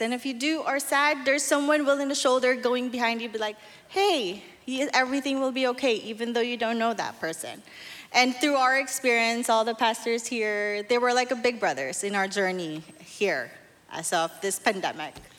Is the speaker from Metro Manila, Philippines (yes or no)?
yes; Manila, Metro Manila, Philippines; moved away; I'm from Manila, Philippines.